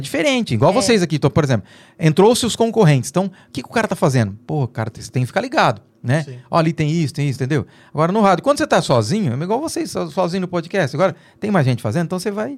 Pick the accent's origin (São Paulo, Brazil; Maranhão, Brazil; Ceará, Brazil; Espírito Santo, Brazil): São Paulo, Brazil; Dracena; eu sou de Dracena